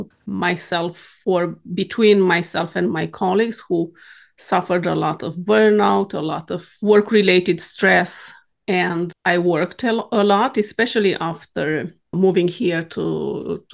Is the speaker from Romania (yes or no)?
yes; Romania; moved away as an adult; now in Sweden; I am born and raised in Romania